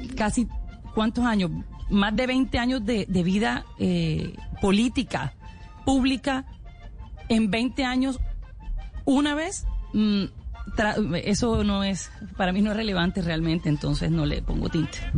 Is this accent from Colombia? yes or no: yes; Colombia; todos somos colombianos